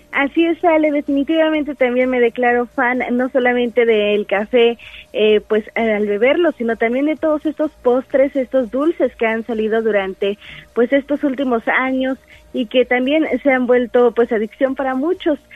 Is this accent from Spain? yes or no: no; Sierra Negra, near Tehuacán, Puebla, Mexico; vengo de la Sierra Negra, allá por Tehuacán